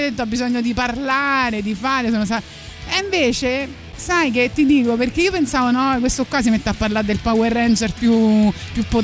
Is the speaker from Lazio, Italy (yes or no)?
yes; Rome, Lazio, Italy; Banale è vero, ma io sono un romano che non eh, lo conosceva.